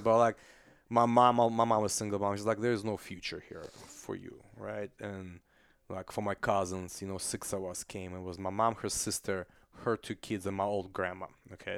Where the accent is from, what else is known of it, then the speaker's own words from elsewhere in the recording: Kazakhstan; English is a second language; now in United States; I'm from Kazakhstan, I'm not from Russia, I'm from Central Asia.